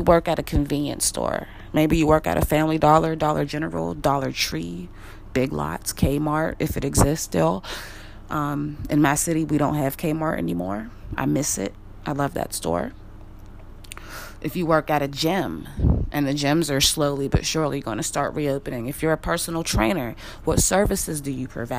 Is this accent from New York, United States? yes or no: no; Wilkinsburg, Pennsylvania, United States; I'm from Wilkinsburg, Pennsylvania. We're not Pittsburgh, we're Wilkinsburg